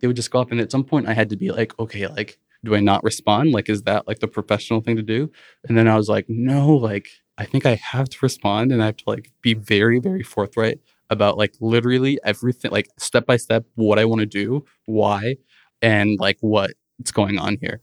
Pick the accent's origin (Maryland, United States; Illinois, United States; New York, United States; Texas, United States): Illinois, United States; Rockford; also born or lived in Chicago; I grew up in Rockford, Illinois, around the border with Wisconsin